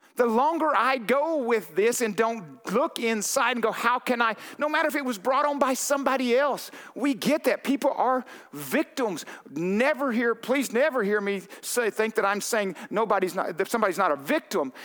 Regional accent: Arkansas, United States; moved away; I'm from Arkansas. I was there too long

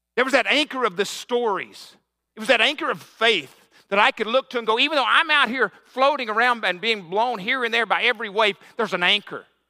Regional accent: the South, United States; I grew up in the South and back, back in the sixties

